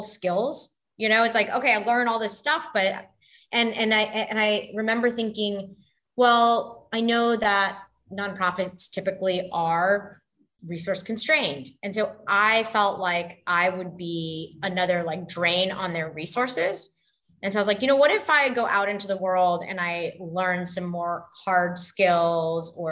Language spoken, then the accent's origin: English; Canada; moved away; also born or lived in Texas / Bangladesh; I was born in Canada and grew up there. And then we moved to Texas.